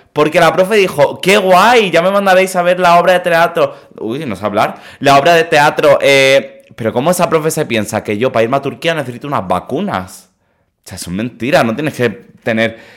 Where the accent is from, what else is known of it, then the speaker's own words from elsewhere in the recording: Mallorca, Balearic Islands, Spain; Yo no decía que era de Mallorca